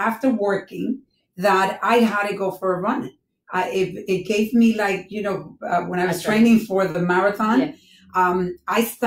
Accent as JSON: {"language": "English", "country": "Dominican Republic", "said": "being a Dominican"}